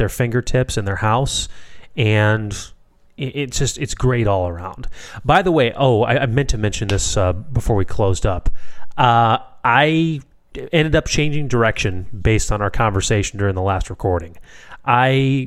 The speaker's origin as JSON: {"language": "English", "town": "Chicago", "region": "Illinois", "country": "United States", "tie": "born or raised there", "said": "I'm born and raised in Chicago."}